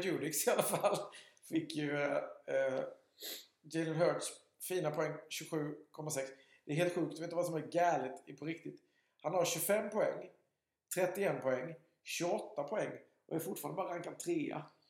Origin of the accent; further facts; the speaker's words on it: Alvesta, Kronoberg County, Sweden; jag är inte från Sköldinge, jag är från Alvesta